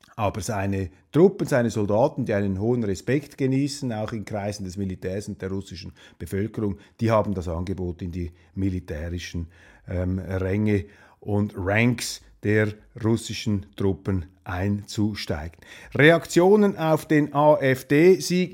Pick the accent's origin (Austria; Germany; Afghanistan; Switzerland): Switzerland; Als äh, Schweizer